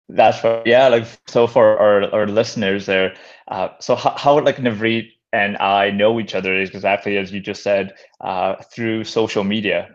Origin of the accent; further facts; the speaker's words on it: North Vancouver, British Columbia, Canada; I grew up in North Vancouver